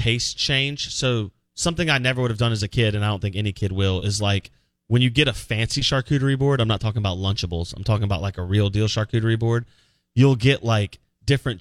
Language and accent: English; the South, United States; we're from the South for real